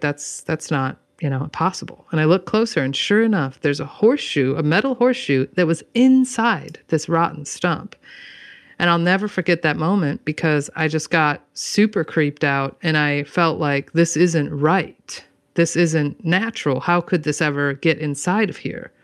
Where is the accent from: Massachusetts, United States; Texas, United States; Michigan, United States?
Michigan, United States; moved away as an adult; now in Washington, United States; I grew up in Michigan, which is thunderstorms, you know, galore